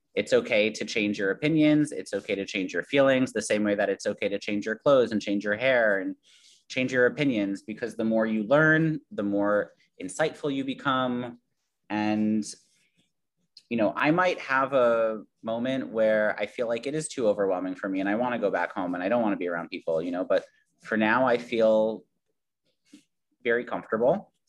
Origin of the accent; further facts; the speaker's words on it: New York City, New York, United States; I grew up in Queens. This is like New York is my home